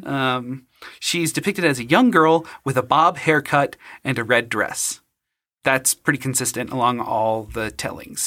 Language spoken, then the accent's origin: English; Utah, United States; when you lose your faith and just get disowned and disfellowshipped by Mormonism in, growing up in Utah